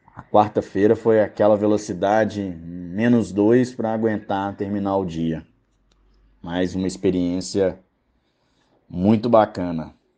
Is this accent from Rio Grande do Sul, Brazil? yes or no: no; Belo Horizonte, Minas Gerais, Brazil; also born or lived in Uberaba / Araxá / São Paulo / João Pessoa; nasci aqui em BH mesmo, já morei em alguns lugares, já morei em Uberaba, Araxá, São Paulo e em 2021 mudei para João Pessoa. Não deu muito certo, acabei voltando todas as vezes aqui para Belo Horizonte.